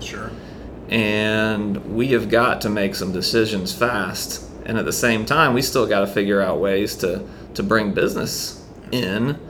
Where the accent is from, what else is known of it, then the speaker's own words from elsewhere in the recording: St. Simons Island, Georgia, United States; now in Charleston, United States; I'm originally from St. Simons Island, Georgia